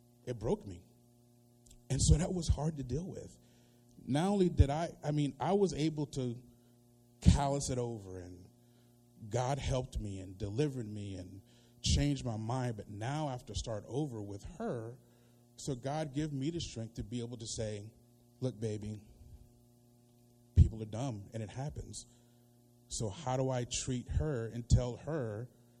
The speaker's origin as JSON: {"language": "English", "region": "North Carolina", "country": "United States", "tie": "born or raised there", "said": "I grew up in North Carolina"}